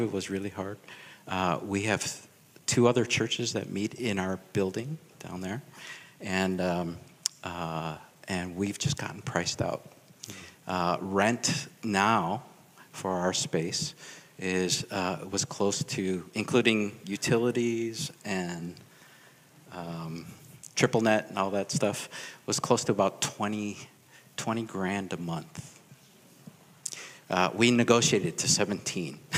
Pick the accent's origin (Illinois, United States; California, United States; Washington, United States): Illinois, United States; Chicago; moved away; born and raised in Chicago, uh, ABK, American born Korean.